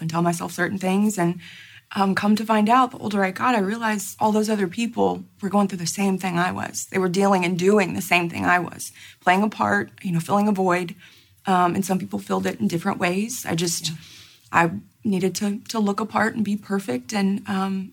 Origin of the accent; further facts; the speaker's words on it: Houston, Texas, United States; my hometown church in Houston